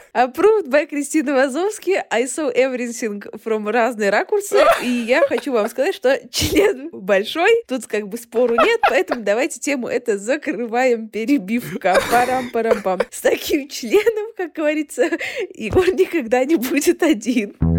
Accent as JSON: {"language": "Russian", "country": "Kyrgyzstan", "said": "подкастерка из Кыргызстана"}